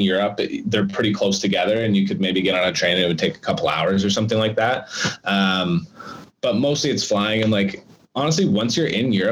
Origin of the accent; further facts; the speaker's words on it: Stony Mountain, Manitoba, Canada; I'm from Stony Mountain, Manitoba.